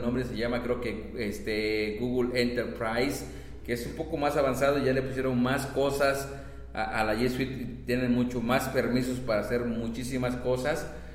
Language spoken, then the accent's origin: Spanish; Campeche, Mexico; somos de Campeche